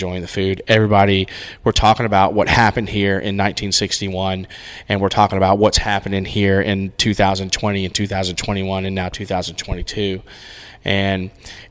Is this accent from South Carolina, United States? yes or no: yes; Rock Hill, South Carolina, United States; I grew up in Rock Hill